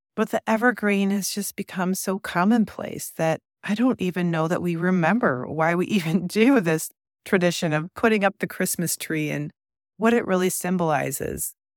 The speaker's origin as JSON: {"language": "English", "region": "Midwest", "country": "United States", "tie": "born or raised there", "said": "growing up in the Midwest"}